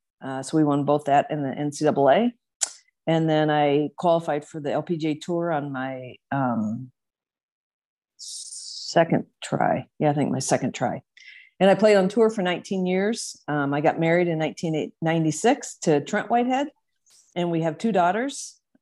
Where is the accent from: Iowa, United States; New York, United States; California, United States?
Iowa, United States; Sibley; My dad was a physician there in Northwest Iowa in Sibley.